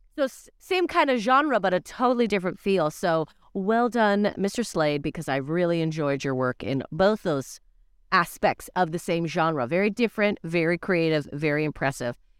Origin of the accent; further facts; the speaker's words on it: Canada; As a Canadian